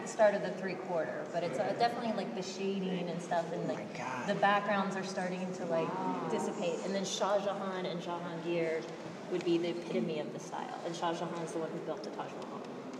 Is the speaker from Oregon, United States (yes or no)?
no; Texas, United States; I'm from Texas, and my high school was very eclectic.